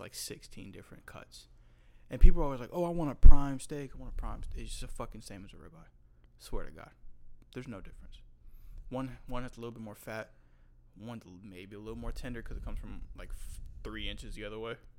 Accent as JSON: {"language": "English", "region": "North Carolina", "country": "United States", "tie": "born or raised there", "said": "I grew up in North Carolina"}